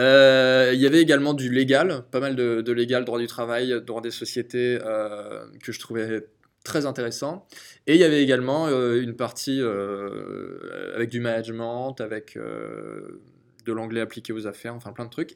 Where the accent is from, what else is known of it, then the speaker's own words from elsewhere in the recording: Angers, Pays de la Loire, France; ma ville natale, Angers